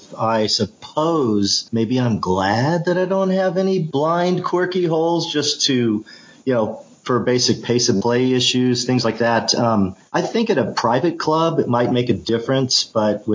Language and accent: English; Melbourne, Victoria, Australia; moved away; I grew up playing in Australia. You know, I was 10 years old, and that's where I got introduced to the game